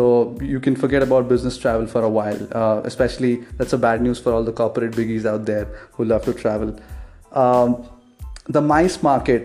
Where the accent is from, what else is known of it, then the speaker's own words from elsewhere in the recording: India; I'm an Indian